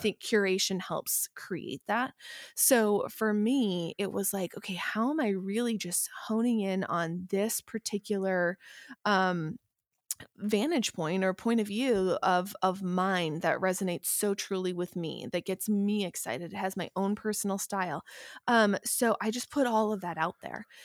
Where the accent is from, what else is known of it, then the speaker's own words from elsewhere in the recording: Midwest, United States; also born or lived in Vermont; now in Los Angeles, United States; I am, originally, I'm a Midwesterner